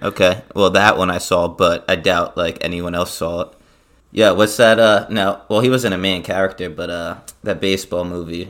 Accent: New Jersey, United States; moved away as an adult; also born or lived in Inwood, New York; now in New York, United States; I moved from South Jersey in the suburbs

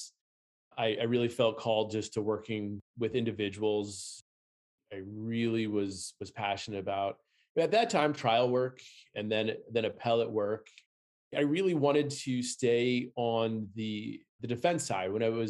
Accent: Maryland, United States; moved away as an adult; now in Minnesota, United States; I grew up in the Maryland area, went to school at Loyola for undergrad, went to the University of Baltimore for law school

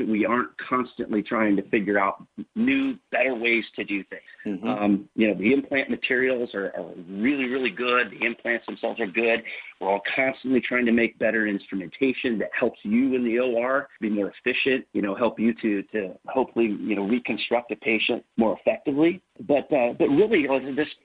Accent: Northern Indiana, United States; also born or lived in Kansas City, Missouri; now in Warsaw, United States; I grew up in Northern Indiana.

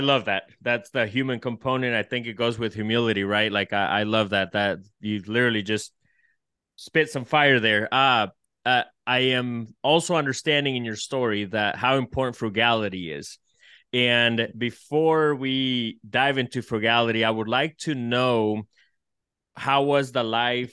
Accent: El Salvador; I'm Salvadorian

